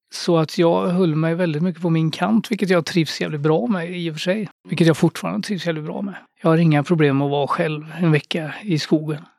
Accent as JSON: {"language": "Swedish", "town": "Skövde", "region": "Västra Götaland", "country": "Sweden", "tie": "born or raised there", "said": "Jag växte upp i Skövde som man kanske kan höra på min dialekt."}